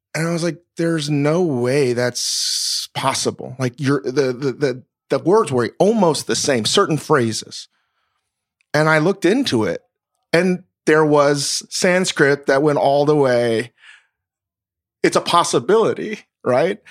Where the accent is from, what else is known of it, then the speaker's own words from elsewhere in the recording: Northern Virginia, United States; moved away; I grew up in Northern Virginia, v, like, basically the Mid-Atlantic South